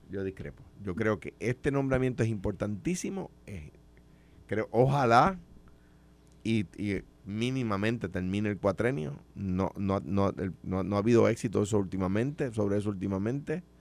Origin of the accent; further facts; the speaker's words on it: Puerto Rico; pero me pongo a su disposición, por supuesto, eh, como cualquier puertorriqueño debe ponerse.